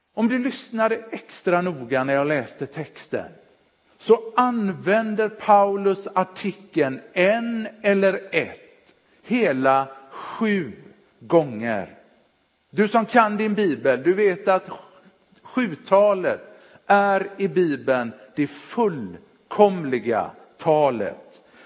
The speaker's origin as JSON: {"language": "Swedish", "town": "Partille", "region": "Västra Götaland", "country": "Sweden", "tie": "born or raised there", "also_born_or_lived": "Örebro / Jönköping", "moved": "as an adult", "said": "när de flyttade till Partille gick de med i Sävedalens missionskyrka. Där växte jag upp"}